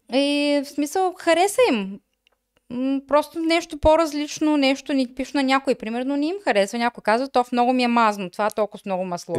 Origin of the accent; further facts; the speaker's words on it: Bulgaria; moved away as an adult; now in Germany; аз съм от България